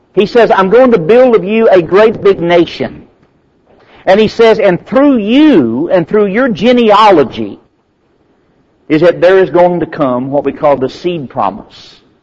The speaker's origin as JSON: {"language": "English", "country": "United States", "said": "I'm American"}